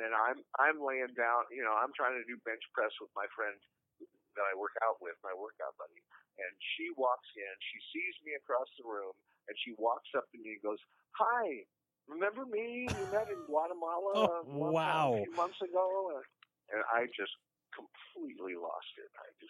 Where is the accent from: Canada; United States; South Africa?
United States; Omaha, Nebraska; born there; my mother and father lived in Omaha, Nebraska. And I was born in Omaha, Nebraska.